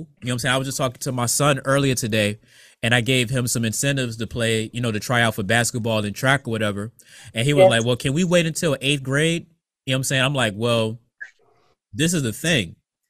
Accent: Bertie County, North Carolina, United States; And I can say it's my hometown in North Carolina.

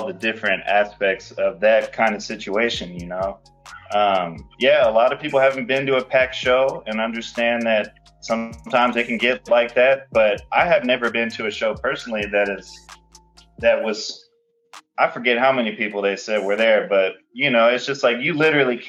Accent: Houston, Texas, United States; I'm from Houston, Texas

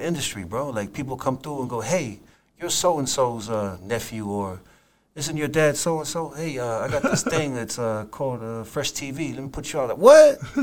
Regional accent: Apia, Samoa; moved away as an adult; now in New Zealand; I'm from Samoa, Apia City. That's where I grew up.

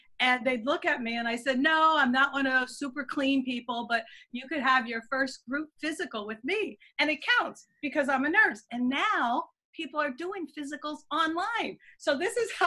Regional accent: Pennsylvania, United States; moved away; also born or lived in New Jersey / New York; growing up in Pennsylvania

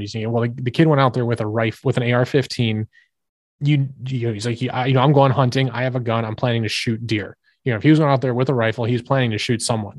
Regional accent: United States; as an American

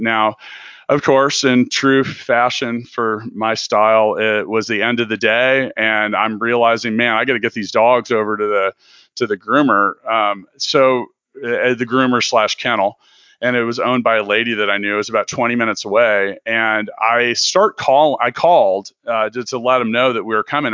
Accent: Kansas City, United States; I'm from Kansas City.

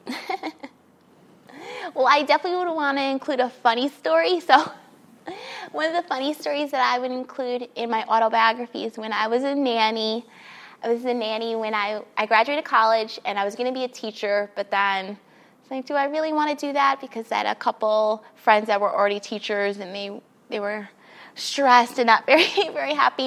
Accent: New York City, New York, United States; moved away as an adult; now in Los Angeles, United States; grew up in New York City, in Queens, uh, and then I came here. I moved to Los Angeles about three years ago now.

